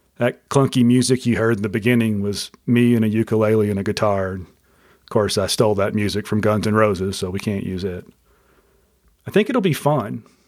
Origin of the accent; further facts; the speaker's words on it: Mobile, Alabama, United States; I was born on September twentieth, nineteen sixty-seven, in Mobile, Alabama